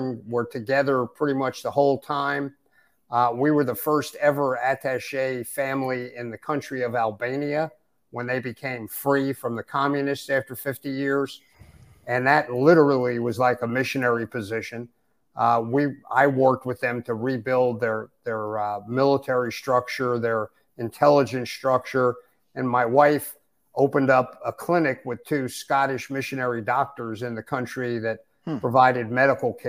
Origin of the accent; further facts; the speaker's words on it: Westchester County, New York, United States; moved away as an adult; also born or lived in southeastern United States; now in Michigan, United States; I grew up right outside New York City in Westchester County, just north of the city